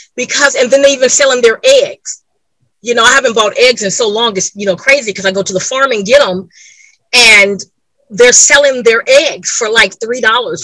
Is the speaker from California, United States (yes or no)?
yes; California, United States; moved away; I'm from California